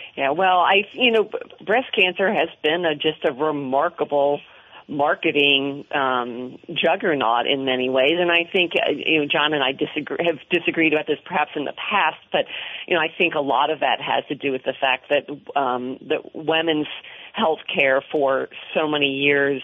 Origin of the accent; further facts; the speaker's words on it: Washington, District of Columbia, United States; I grew up in the Washington area